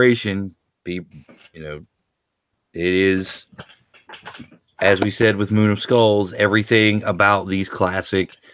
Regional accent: Deep South, United States; growing up in the Deep South myself

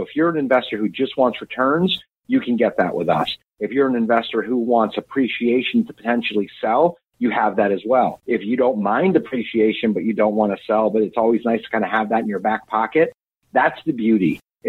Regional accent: Florida, United States; moved away as an adult; also born or lived in New England / Northern Virginia / Charlottesville, Virginia; now in Richmond, United States; I was born in New England. I grew up in Florida.

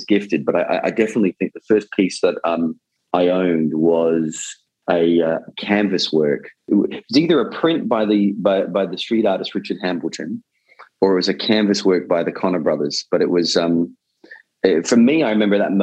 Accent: Australia; moved away; growing up in Australia

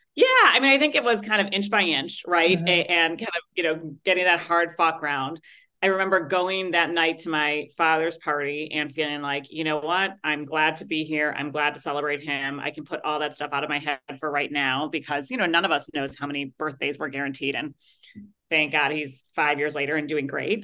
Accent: Chicago, Illinois, United States; my hometown of chicago

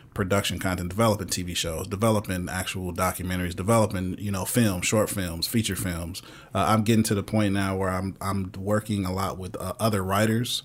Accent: Michigan, United States; moved away; I'm originally from Michigan

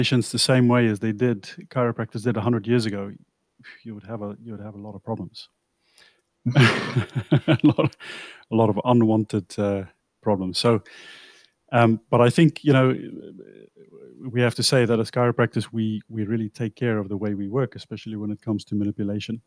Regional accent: South Africa; also born or lived in England; now in Netherlands; I'm South African. I grew up in South Africa

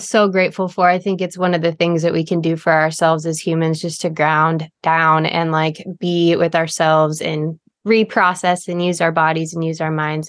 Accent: Big Sur, California, United States; also born or lived in Cayucos, California; I grew up in Big Sur, California

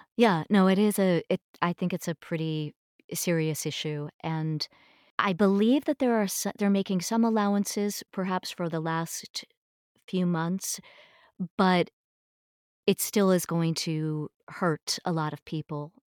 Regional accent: eastern Long Island, New York, United States; also born or lived in Niagara, New York; my parents had moved downstate when I was growing up, so I pretty much grew up uh, out on eastern Long Island

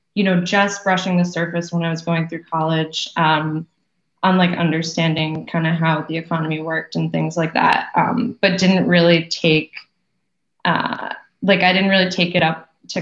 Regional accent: Wellesley, Massachusetts, United States; moved away as an adult; now in New York City, United States; I'm from Wellesley also. I grew up, I've actually always lived in that town. So my parents still live there in the same house that I was born in.

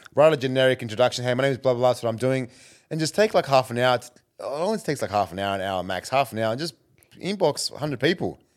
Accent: Canberra, Australian Capital Territory, Australia; moved away as an adult; also born or lived in Ghana; now in Melbourne, Australia; I'm from Canberra

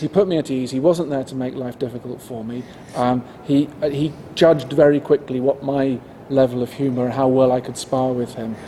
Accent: England, United Kingdom

